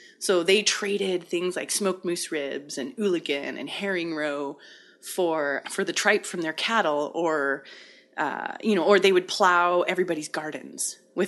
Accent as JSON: {"language": "English", "town": "Hazleton", "region": "Pennsylvania", "country": "United States", "tie": "born or raised there", "said": "I was born in Hazleton, which is, you know, the hospital. But yeah, I mean, I wasn't born in my mom's backyard, if that's what you're wondering. Although maybe, anyway. Yeah, my family is six generations here, over 110 years of history."}